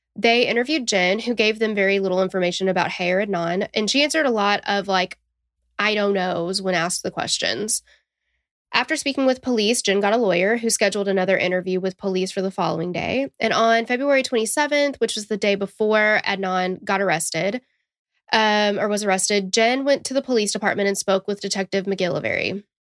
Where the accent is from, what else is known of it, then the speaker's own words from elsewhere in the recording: Tennessee, United States; accent: southern twang; we're from Tennessee